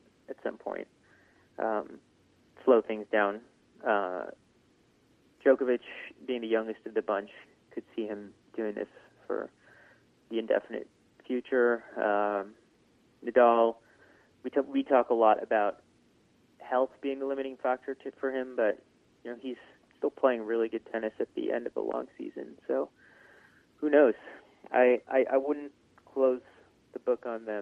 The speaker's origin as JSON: {"language": "English", "country": "United States", "said": "being an American tennis fan"}